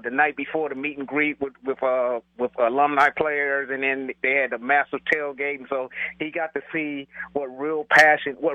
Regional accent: Cleveland, Ohio, United States; now in San Diego, United States; I live in San Diego, but my heart is still in Ohio and still with my my hometown city of Cleveland.

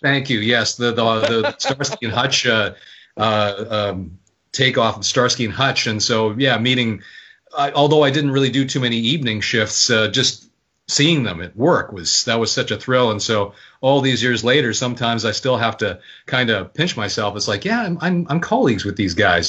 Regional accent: Winnipeg, Manitoba, Canada; moved away as an adult; also born or lived in Vancouver; I was born in Vancouver, but my family moved there to Winnipeg when I was young. So I consider Winnipeg my hometown grew up there

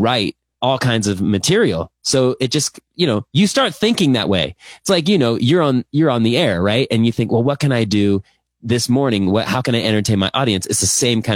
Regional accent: Thousand Oaks, California, United States; also born or lived in Los Angeles; that's like my hometown. I grew up in Thousand Oaks and I went to school at Cal Poly.

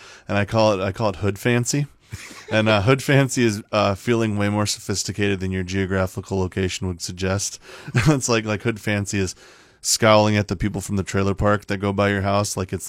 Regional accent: Mason City, Iowa, United States; And I grew up in Mason City. I've lived here my whole life, and I grew up on the north end of Mason City.

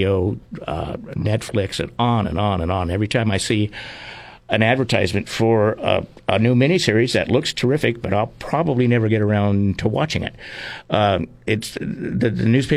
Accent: Arroyo Grande, California, United States; my hometown's history

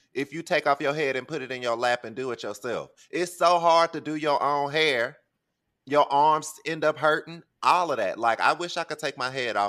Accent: New York, United States; As a New Yorker

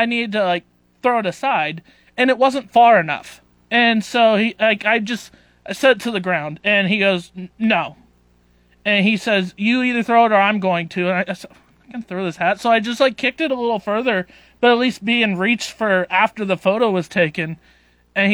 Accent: Nebraska, United States; I went and bought a Nebraska Cornhuskers hat, so that way there wasn't any confusion on where I was from.

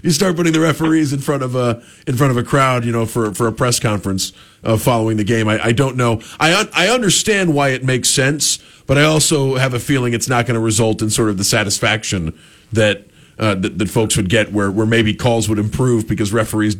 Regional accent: Southeast, United States; I grew up here in the Southeast

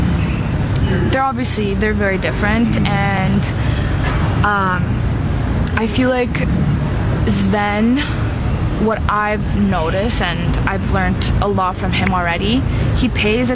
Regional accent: Canada; I'm Canadian

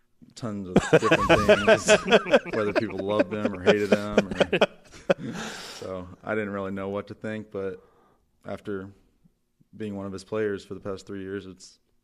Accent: Rossville, Illinois, United States; Yeah, so I'm from Rossville originally

